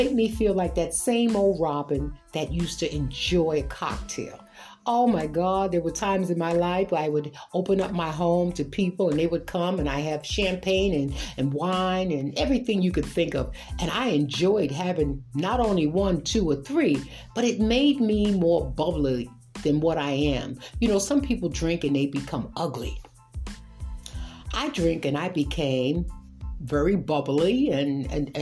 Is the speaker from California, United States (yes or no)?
no; New York City, New York, United States; I grew up in Brooklyn, New York